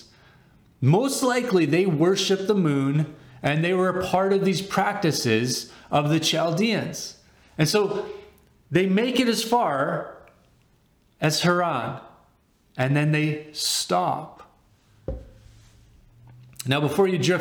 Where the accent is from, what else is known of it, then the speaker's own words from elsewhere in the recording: Winnipeg, Manitoba, Canada; moved away as an adult; also born or lived in Dallas, Texas; I grew up in Winnipeg. My high school years from grade 8 to 12 were in Winnipeg